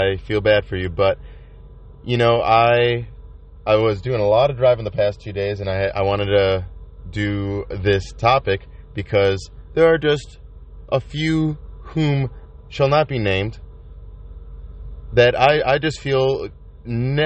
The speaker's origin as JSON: {"language": "English", "town": "Chicago", "region": "Illinois", "country": "United States", "said": "I'm from Chicago"}